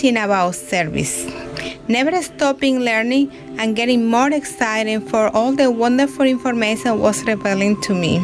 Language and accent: English; Dominican Republic; moved away as an adult; now in Canada; I am from the Dominican Republic, living in Canada now for almost 5 years